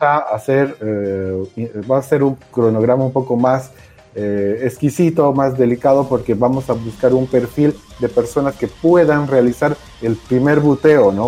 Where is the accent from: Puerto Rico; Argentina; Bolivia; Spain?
Bolivia; Todos los que estamos participando somos bolivianos